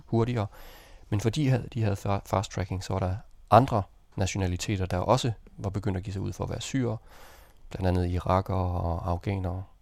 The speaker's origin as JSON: {"language": "Danish", "country": "Denmark", "said": "jeg var dansker"}